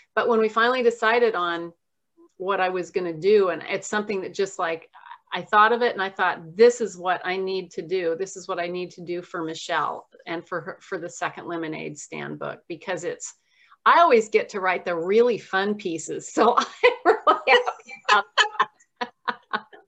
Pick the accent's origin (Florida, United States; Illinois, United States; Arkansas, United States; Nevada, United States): Nevada, United States; Southern; moved away as an adult; also born or lived in Oregon; now in Kirkland, United States; I was raised in Southern Nevada